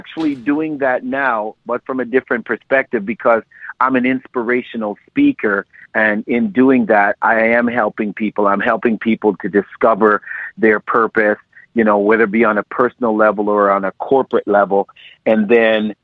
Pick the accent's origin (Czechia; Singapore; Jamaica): Jamaica; Montego Bay; now in Canada; I was born in Montego Bay, Jamaica, and I am the youngest of five children, and I was raised by my mother and my father.